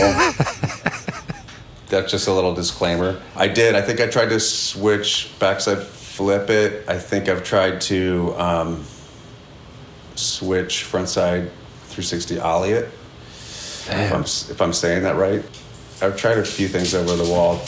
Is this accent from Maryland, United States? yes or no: yes; outside Washington D.C., Maryland, United States; moved away; I grew up in uh, outside of Washington D.C. in Maryland